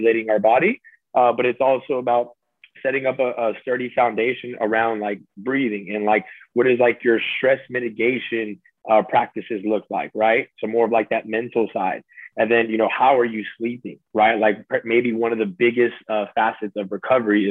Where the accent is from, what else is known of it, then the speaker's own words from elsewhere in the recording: Salinas, California, United States; I was born and raised out there